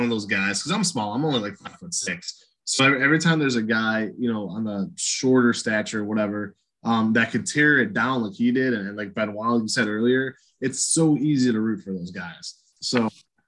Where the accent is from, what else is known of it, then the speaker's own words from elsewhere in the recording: North Olmsted, Ohio, United States; I grew up in North Olmsted.